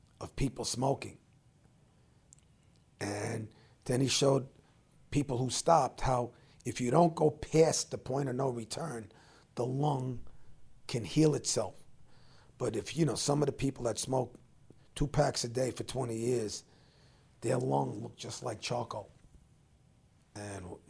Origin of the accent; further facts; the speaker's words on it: New York City, New York, United States; I grew up in the same house I'm in now, Bayside, Queens.